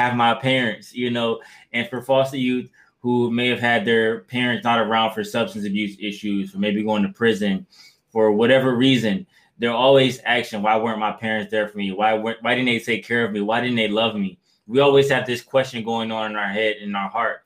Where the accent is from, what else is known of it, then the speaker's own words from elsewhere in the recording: Detroit, Michigan, United States; also born or lived in Kalamazoo, Michigan; I'm originally from Detroit, Michigan